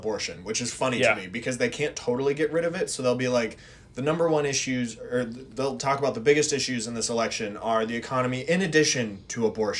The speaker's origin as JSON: {"language": "English", "region": "Minnesota", "country": "United States", "said": "I'm from Minnesota."}